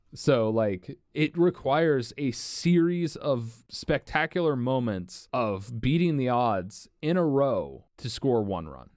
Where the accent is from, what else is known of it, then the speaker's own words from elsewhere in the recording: Cincinnati, Ohio, United States; we grew up in Cincinnati